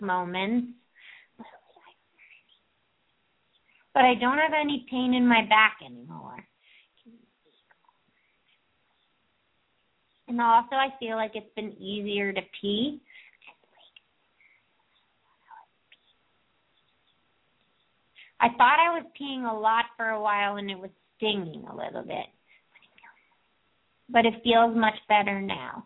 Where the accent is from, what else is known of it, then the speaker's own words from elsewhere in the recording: East Coast, United States; moved away; also born or lived in Ojai, California; I grew up in the East Coast